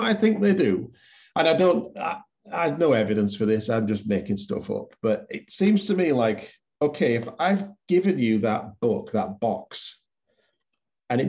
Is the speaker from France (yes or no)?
no; Yorkshire and the Humber, United Kingdom; now in Canada; I am English. I am from Yorkshire